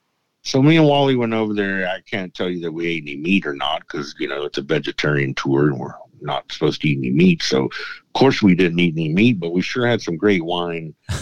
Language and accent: English; Texas, United States; I'm from Texas.